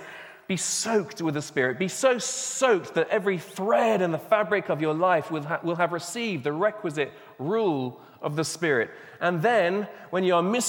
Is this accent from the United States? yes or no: no; England, United Kingdom; also born or lived in Burundi; I'm speaking as an Englishman